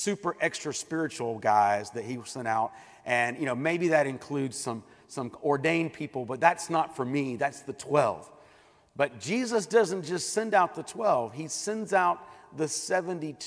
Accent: United States; I'm an American

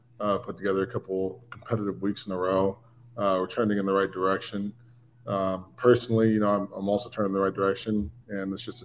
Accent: Brentwood, California, United States; I grew up in Northern California, in a town called Brentwood. It's about an hour outside of San Francisco, Oakland area

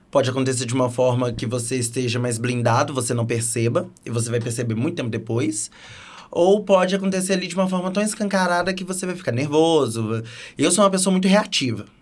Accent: Nova Lima, Minas Gerais, Brazil; Eu sou de Nova Lima, pertinho

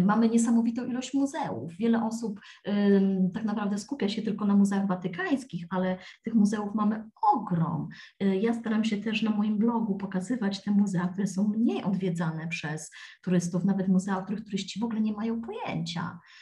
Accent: Poland; moved away as an adult; also born or lived in London; now in Rome, Italy

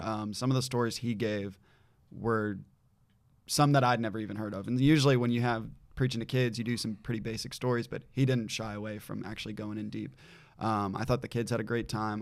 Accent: Wilmington, North Carolina, United States; I'm from Wilmington, North Carolina, right on the coast

